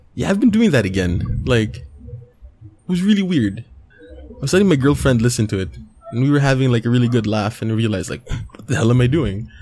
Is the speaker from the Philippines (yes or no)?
yes; Philippines